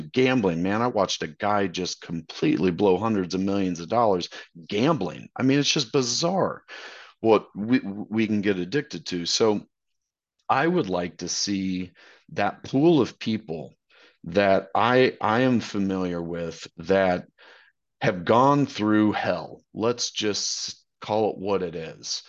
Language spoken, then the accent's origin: English; Wichita, Kansas, United States; moved away as an adult; now in Dallas, United States; I'm from Wichita